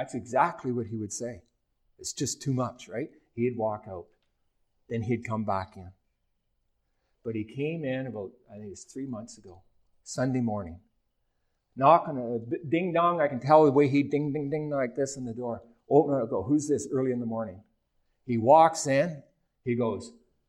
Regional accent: Ontario, Canada; moved away; my hometown last year in Ontario

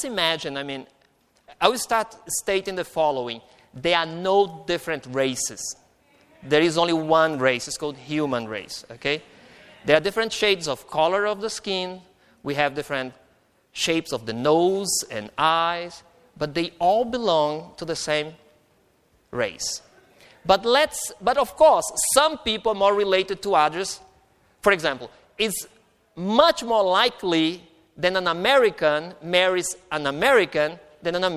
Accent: Brazil; moved away; also born or lived in Mainz, Germany; I am Brazilian

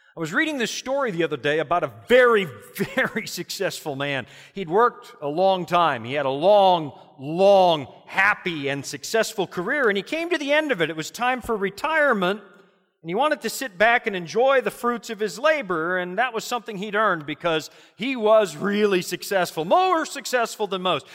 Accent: Canada; as a Canadian

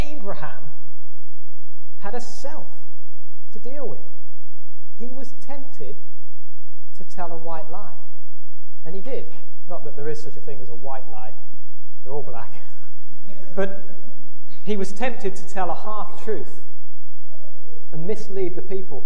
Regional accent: England, United Kingdom; moved away; we're from England, so we play soccer over there, not football

